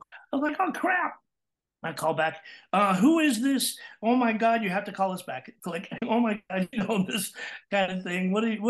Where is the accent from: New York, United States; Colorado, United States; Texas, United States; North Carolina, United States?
Texas, United States; accent: Texas; And I was originally from Texas. So I started out with a Texas accent, of course.